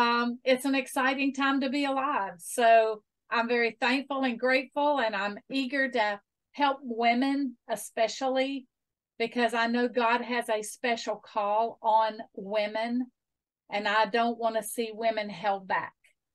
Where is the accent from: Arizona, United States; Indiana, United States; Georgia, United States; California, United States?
Georgia, United States; Atlanta; now in Albany, Georgia, United States; Well, I am from Albany, Georgia, originally from Atlanta